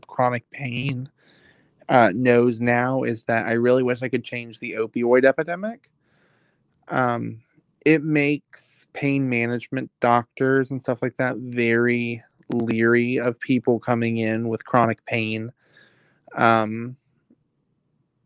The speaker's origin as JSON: {"language": "English", "town": "Virginia Beach", "region": "Virginia", "country": "United States", "said": "I'm from Virginia Beach. We don't have hills. I'm used to flat land sloping down to the ocean."}